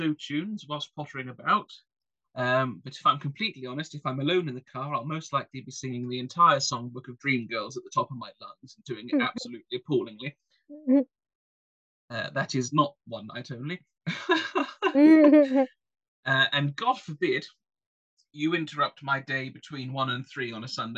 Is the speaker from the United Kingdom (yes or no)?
yes; England, United Kingdom; I'm English